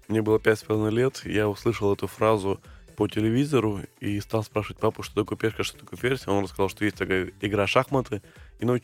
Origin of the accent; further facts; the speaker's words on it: Crimea, Ukraine; в Крыму, откуда я родом, было, было мало перспектив, ну, не было сильных тренеров